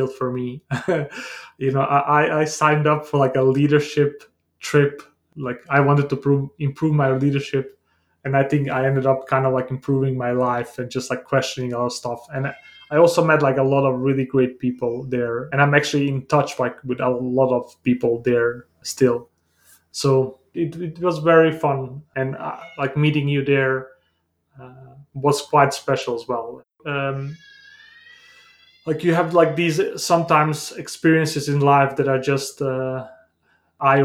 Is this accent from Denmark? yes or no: yes; Denmark; also born or lived in Bosnia; I was born in Bosnia in a small town, and I grew up in Denmark due to the war in the Balkans during the 90s